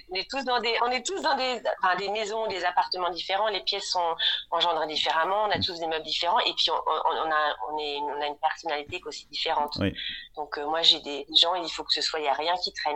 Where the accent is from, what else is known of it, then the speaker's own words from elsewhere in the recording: Rouen, Normandy, France; moved away as an adult; also born or lived in Germany; now in Munich, Germany; je suis née en Normandie à Rouen